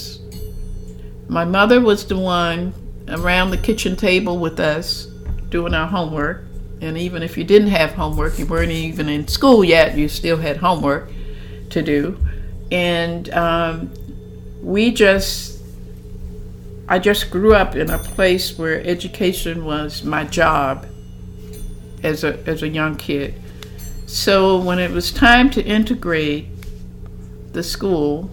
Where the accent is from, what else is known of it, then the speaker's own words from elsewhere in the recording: Chevy Chase, Maryland, United States; we lived in Chevy Chase, Maryland. I grew up in Chevy Chase